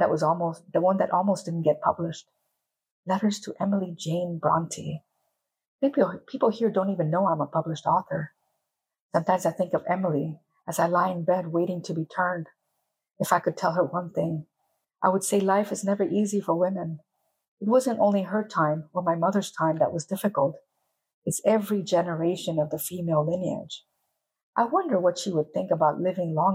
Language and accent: English; Panama; first language English; also born or lived in United States; my parents were immigrants, so they came from India, and I was born in Panama